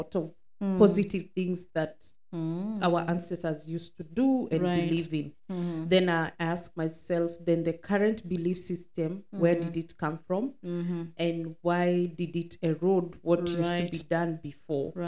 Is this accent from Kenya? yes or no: yes; Kenya; now in Dubai, United Arab Emirates; I come from Kenya, a tribe called Kikuyu.